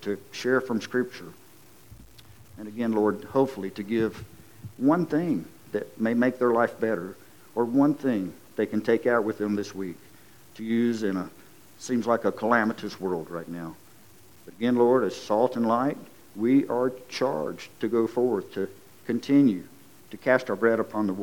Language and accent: English; Lowell, United States; I'm from Lowell